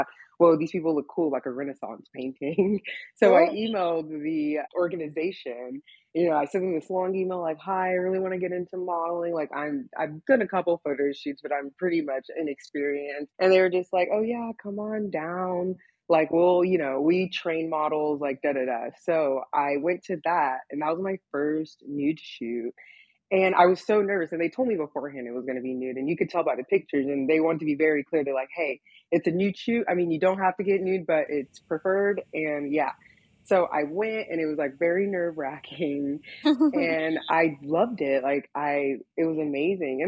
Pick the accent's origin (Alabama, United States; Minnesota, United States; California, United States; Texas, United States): Texas, United States; now in Los Angeles, United States; I came from a very, very strict childhood. I'm from Texas, and I'm from like the Bible Belt